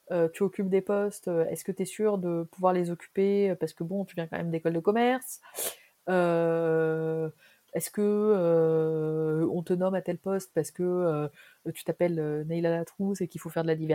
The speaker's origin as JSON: {"language": "French", "country": "Tunisia", "said": "Moi, je venais de Tunisie."}